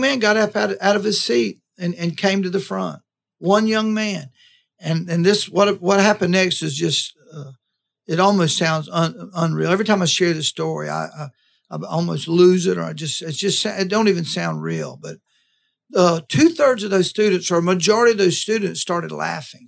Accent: Live Oak, Florida, United States; moved away as an adult; also born or lived in Tallahassee, Florida; when I moved to Tallahassee from Live Oak

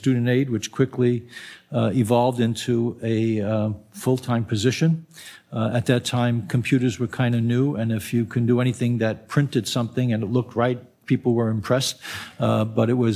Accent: New York City, New York, United States; I was born and raised in the South Bronx, very modest family

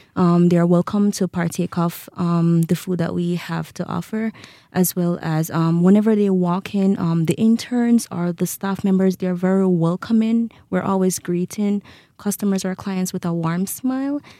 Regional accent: Jamaica; moved away as an adult; now in Rexburg, United States; I am from Jamaica

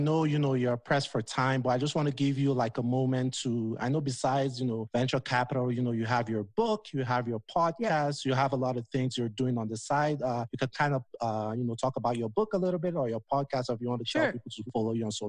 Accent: Nigeria; I'm Nigerian

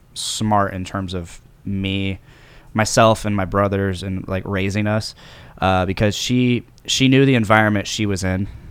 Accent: Delphi, Indiana, United States; also born or lived in Lafayette, Indiana; born and raised in Delphi, Saint Indiana

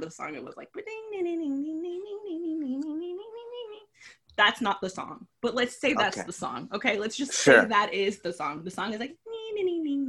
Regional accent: Los Angeles, California, United States; I live in California. I was born and raised in Los Angeles

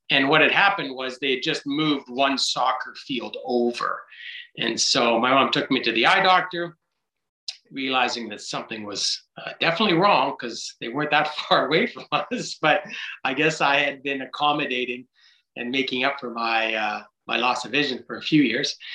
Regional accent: Vancouver, British Columbia, Canada; I grew up in Vancouver, playing kick the can, riding my bike everywhere

